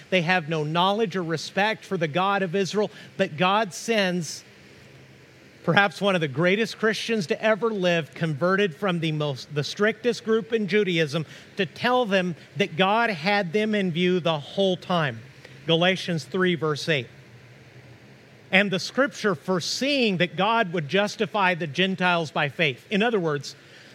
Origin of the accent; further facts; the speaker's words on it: Mexico; also born or lived in Tahlequah, Oklahoma (ancestry); now in United States; I'm an American citizen, but I feel Mexican on the inside because I grew up in Mexico.